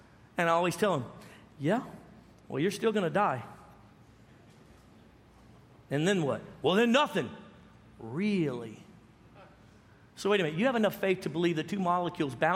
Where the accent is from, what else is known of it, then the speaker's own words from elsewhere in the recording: Dallas, Texas, United States; we're from Dallas